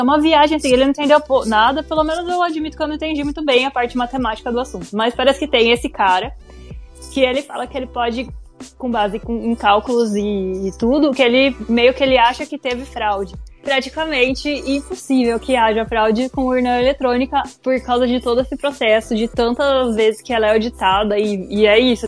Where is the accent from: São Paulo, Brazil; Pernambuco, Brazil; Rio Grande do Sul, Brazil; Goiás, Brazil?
São Paulo, Brazil; interior of; eu sou do interior de São Paulo